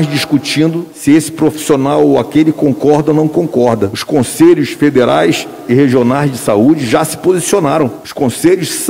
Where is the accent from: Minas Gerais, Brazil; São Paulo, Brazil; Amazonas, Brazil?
Amazonas, Brazil; Manaus; Eu também sou de Manaus. E daí? Eu também cresci não na periferia, porque, aliás, eu cresci no subúrbio, porque a rua Teresina era, era subúrbio.